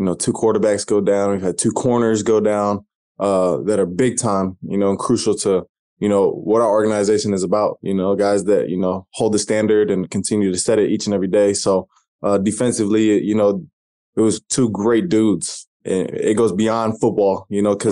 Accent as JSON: {"language": "English", "town": "Albany", "region": "Oregon", "country": "United States", "tie": "born or raised there", "also_born_or_lived": "Corvallis, Oregon", "moved": "as an adult", "said": "grew up in Oregon, small town, Albany, right next to Corvallis"}